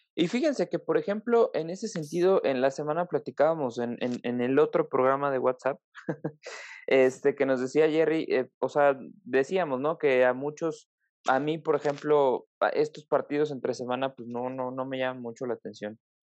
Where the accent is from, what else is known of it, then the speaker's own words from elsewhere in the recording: Mexico; como mexicanos